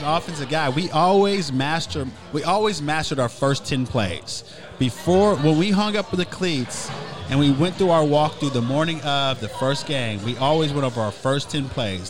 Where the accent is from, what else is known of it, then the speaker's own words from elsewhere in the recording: Norman, Oklahoma, United States; I'm from Norman. I lived here my whole life